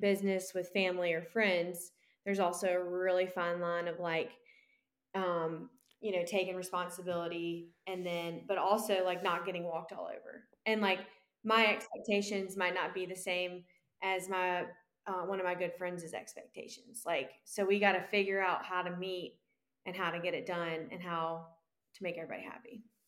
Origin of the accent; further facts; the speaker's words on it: Columbia, South Carolina, United States; born and raised in Columbia, South Carolina